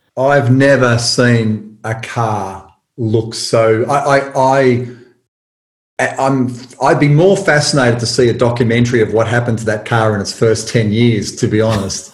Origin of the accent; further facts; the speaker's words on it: Tullamarine, Victoria, Australia; where I grew up in Tullamarine, there was a drive-in cinema